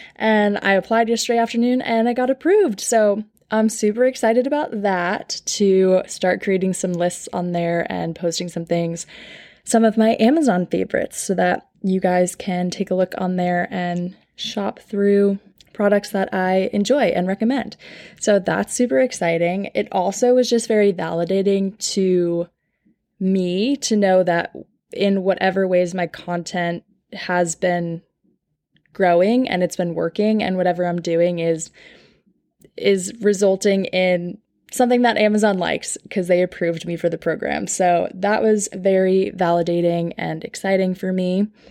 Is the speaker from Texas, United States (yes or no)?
no; Long Island, New York, United States; moved away as an adult; now in Nashville, United States; So I'm from Long Island, New York